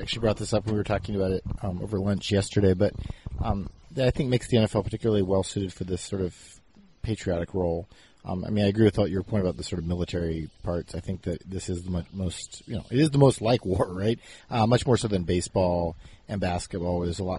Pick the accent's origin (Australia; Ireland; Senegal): Senegal; Where I grew up in Senegal, it means soccer, right, which is our American term for what everybody else calls football